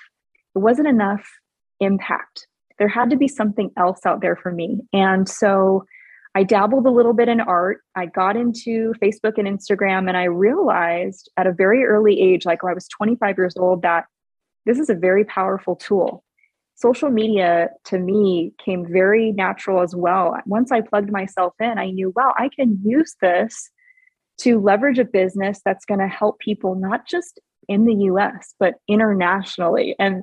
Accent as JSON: {"language": "English", "region": "Hawaii", "country": "United States", "tie": "born or raised there", "also_born_or_lived": "Oregon", "moved": "as an adult", "lives_now": "Arizona, United States", "said": "I'm originally from Hawaii. So Hawaii until about 18 years old"}